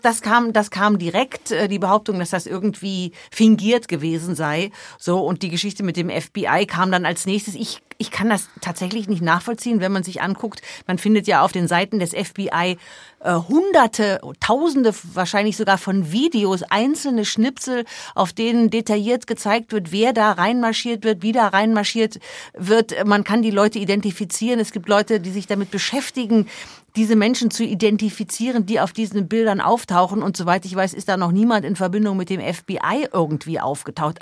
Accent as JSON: {"language": "German", "country": "Germany", "moved": "yes", "lives_now": "United States", "said": "bei uns in Deutschland"}